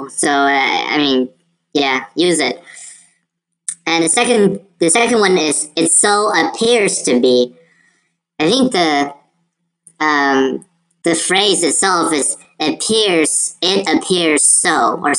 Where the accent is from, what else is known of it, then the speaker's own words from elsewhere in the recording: China; Of course, that's from my home country, so I totally understand um, the references there. Journeys to the West. That's something that uh, we Chinese people really take it.